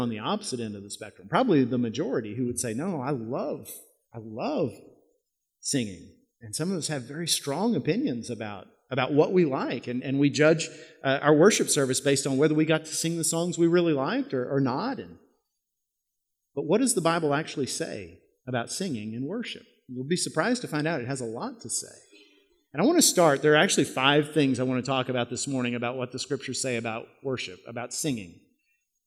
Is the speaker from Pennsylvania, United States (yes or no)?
no; Yoakum, Texas, United States; my hometown in Yoakum